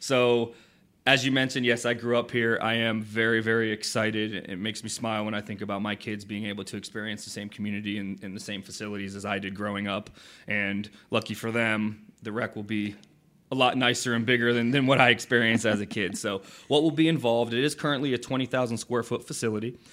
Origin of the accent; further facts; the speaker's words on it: Port Orange, Florida, United States; also born or lived in Saint Augustine; I grew up in Port Orange, so I had the, um, the pleasure of actually playing on the fields now that I'm, I work for.